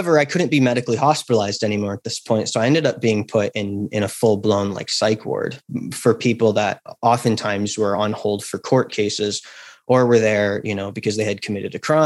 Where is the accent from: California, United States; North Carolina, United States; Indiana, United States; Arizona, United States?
California, United States; Napa Valley; I grew up in Napa Valley, California